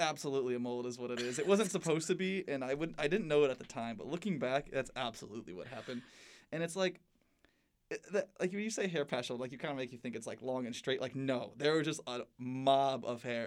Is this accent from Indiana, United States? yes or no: yes; South Bend, Indiana, United States; now in Bloomington, United States; I live just on the edge of the city